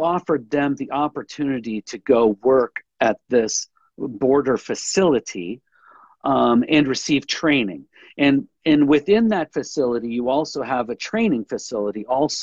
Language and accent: English; Washington, United States; we're from Washington State